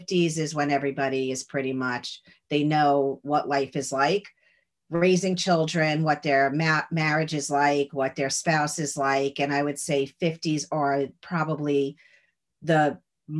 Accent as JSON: {"language": "English", "town": "Lawrence", "region": "New York", "country": "United States", "tie": "born or raised there", "lives_now": "New York City, United States", "said": "I grew up in Lawrence, Long Island."}